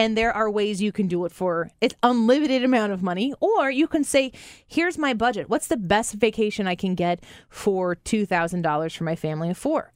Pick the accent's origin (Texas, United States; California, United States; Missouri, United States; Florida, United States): Missouri, United States; St. Louis; We're from Saint Louis